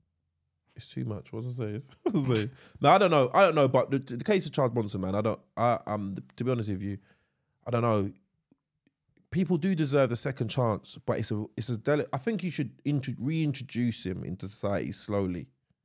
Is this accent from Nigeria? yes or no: no; London, United Kingdom; moved away; We both live away from home, but we're both from London.